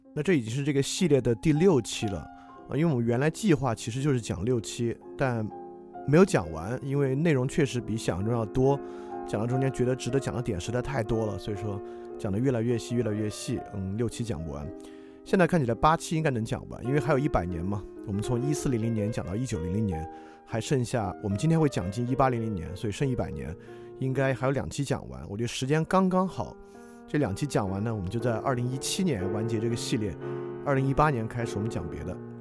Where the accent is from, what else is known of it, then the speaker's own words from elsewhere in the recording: China; 对于我们中国人来讲